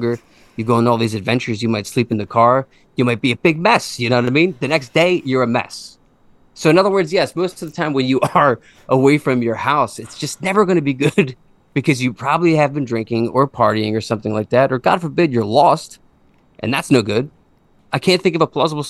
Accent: Conshohocken, Pennsylvania, United States; now in Plymouth Meeting, United States; I grew up in Conshohocken.

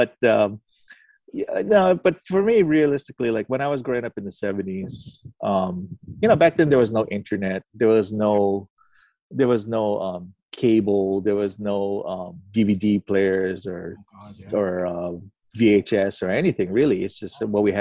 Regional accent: Pearl City, Hawaii, United States; now in Mililani, United States; Originally, I'm from Pearl City, but now I'm in Mililani

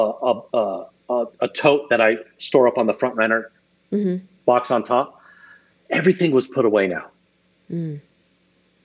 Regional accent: Arizona, United States; growing up in Arizona

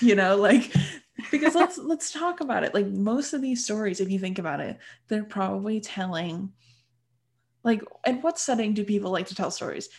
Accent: United States

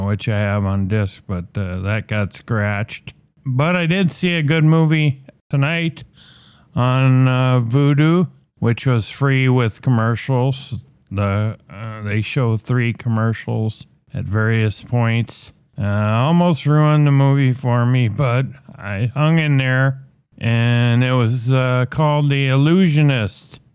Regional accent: Minnesota, United States; Minnesota, uh, my home state and where this podcast originates from

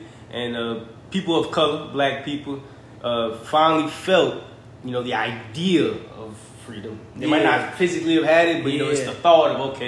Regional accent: Prairieville, Louisiana, United States; moved away as an adult; now in California, United States; I'm from Louisiana. It's a small town called Prairieville, Louisiana, right outside Baton Rouge.

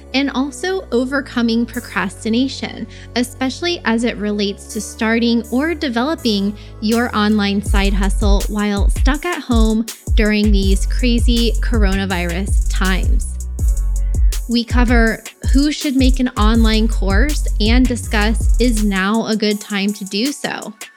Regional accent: St. Augustine, Florida, United States; also born or lived in Miami; I grew up in Saint Augustine

